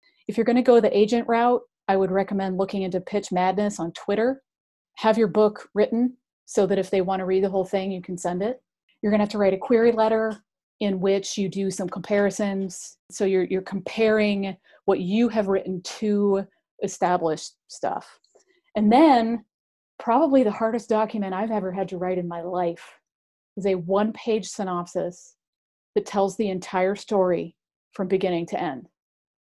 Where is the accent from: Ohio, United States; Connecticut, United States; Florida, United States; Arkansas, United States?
Ohio, United States; near Cleveland; I grew up near Cleveland